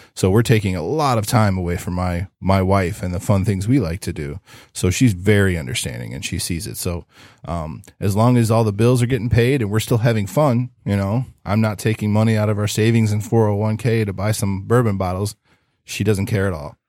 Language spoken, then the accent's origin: English; Ohio, United States; I'm from Ohio